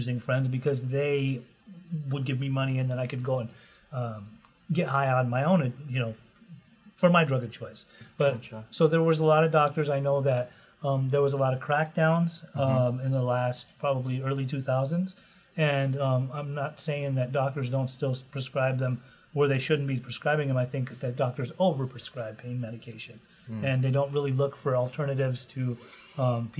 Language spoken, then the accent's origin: English; Costa Mesa, California, United States; I love Costa Mesa. I grew up in Costa Mesa.